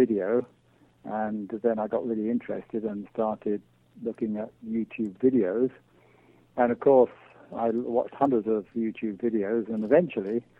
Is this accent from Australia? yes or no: no; England, United Kingdom; moved away as an adult; now in Manitoba, Canada; as you can probably tell from my accent, I come originally from England